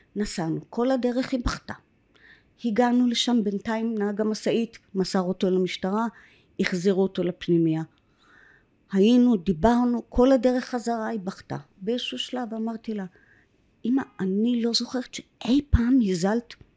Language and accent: Hebrew; Kfar HaNassi, Northern District, Israel; first language English; Hebrew is a second language; also born or lived in Jerusalem; אני מקיבוץ כפר הנשיא בגליל העליון. הגעתי לשם בגיל אה, שנתיים